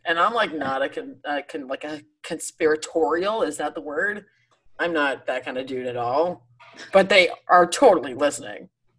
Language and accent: English; Toronto, Ontario, Canada; now in Hamilton, Canada; I'm currently in this apartment in Hamilton, Ontario, which is just outside of Toronto. So I was born and raised in Toronto, lived there for my 32 years. Well, that's not true. I've kind of lived in a few different places around Canada